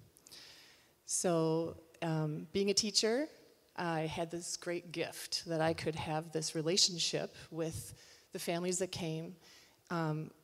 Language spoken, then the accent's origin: English; United States; my identity as American